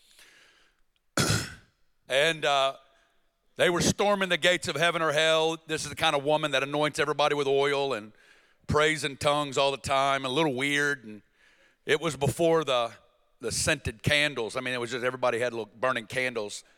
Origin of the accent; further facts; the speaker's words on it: Northwest Arkansas, United States; I'm from Northwest Arkansas, and uh, born and raised, small town